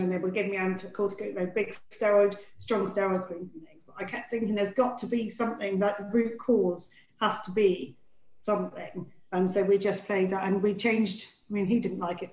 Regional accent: Devon, South West England, United Kingdom; I grew up in Devon

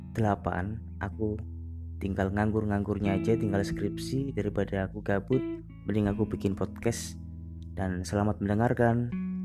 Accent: Surabaya, East Java, Indonesia; Aku asli Surabaya

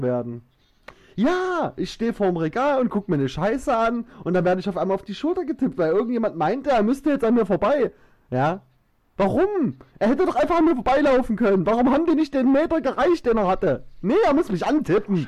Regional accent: Saxony, Germany; accent: Saxon; ich liebe meinen Dialekt und ich bin stolz, Sachse zu sein

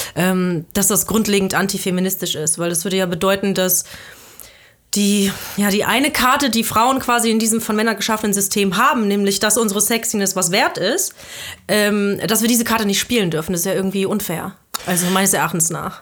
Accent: Belgium; now in Germany; Ich bin, ich bin halb Deutsche, halb Südafrikanerin, aber ich bin in Belgien aufgewachsen

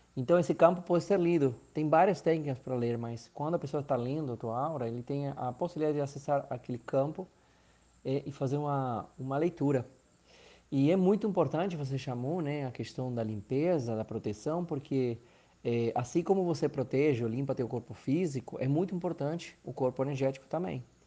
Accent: Argentina; Portuguese is a second language; moved away as an adult; also born or lived in Maceió, Brazil / Recife, Brazil; now in Brazil; Eu sou argentino, moro há 11 anos aqui no Brasil, no Nordeste

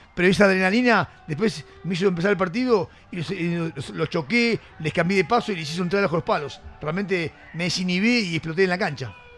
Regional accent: Argentina; me siento más que argentino, me siento totalmente argentino

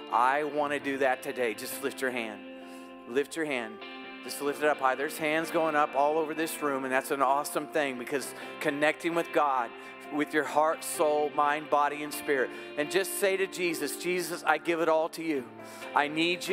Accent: United States; I'm an American

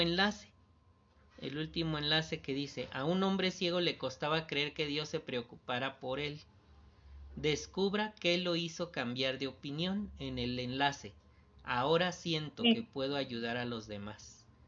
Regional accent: Isla, Veracruz, Mexico; Tenía como 5 años de ser publicador. Allá en Isla Veracruz

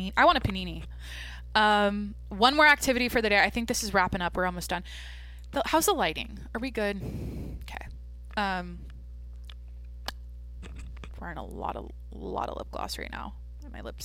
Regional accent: Washington, United States; moved away; back in Washington, in my hometown

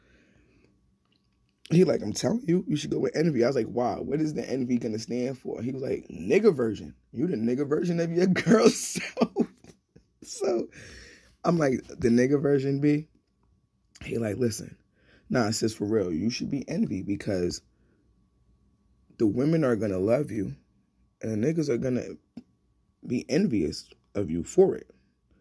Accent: New York City, New York, United States; I grew up in Flatbush

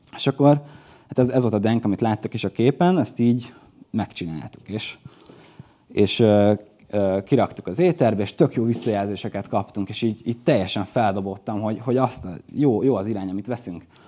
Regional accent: Dunaújváros, Fejér, Hungary; Ugye akkor már hazaköltöztünk, vagyis Magyarországra költöztünk, ez a, ez a kép a Dunajvárosi Piros óvodába készült.

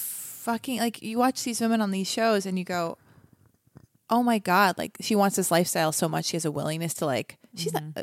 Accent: Los Angeles, California, United States; I was born and raised in Los Angeles

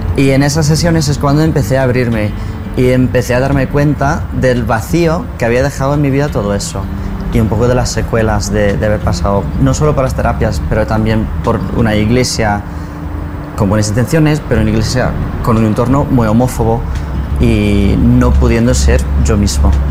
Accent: United States; soy de Estados Unidos, crecí mormón y me sometí a terapias de conversión LGBT en Estados Unidos

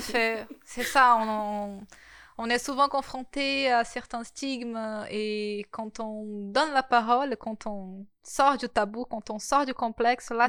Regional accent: Brazil; accent: Brazilian; first language Portuguese; French is a second language; moved away as an adult; now in France; vous êtes brésilienne

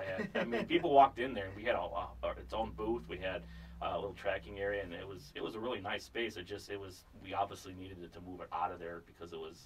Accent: Las Vegas, Nevada, United States; now in Duluth, United States; Vegas is my hometown

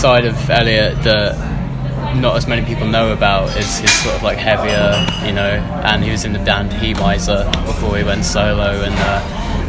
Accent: Milton Keynes, South East England, United Kingdom; I'm from Milton Keynes

